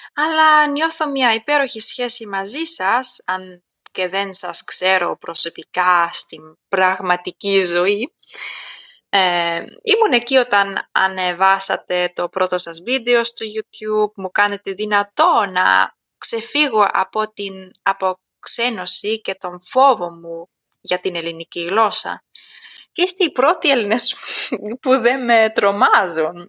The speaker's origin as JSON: {"language": "Greek", "country": "Germany", "tie": "born or raised there", "also_born_or_lived": "Athens, Greece", "second_language": "Greek", "said": "οι γονεί μου επέστρεψαν μαζί μου στη Γερμανία όταν ήμουν μικρή και από τότε μεγάλωσα στη Γερμανία"}